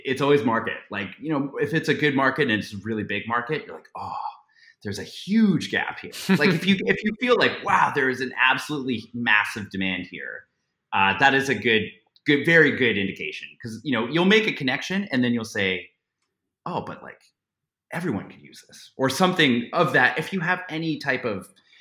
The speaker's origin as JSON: {"language": "English", "town": "Toronto", "region": "Ontario", "country": "Canada", "tie": "born or raised there", "said": "I grew up in Canada, I grew up in Toronto"}